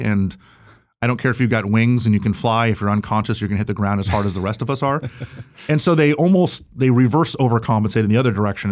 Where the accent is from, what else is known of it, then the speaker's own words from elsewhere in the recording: Florida, United States; my home state